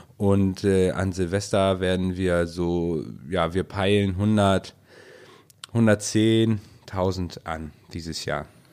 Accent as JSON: {"language": "German", "region": "Northern Germany", "country": "Germany", "said": "für uns hier im Norden"}